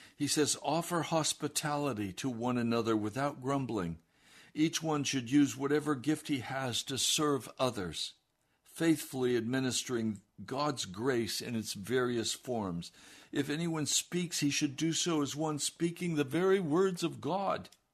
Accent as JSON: {"language": "English", "country": "United States"}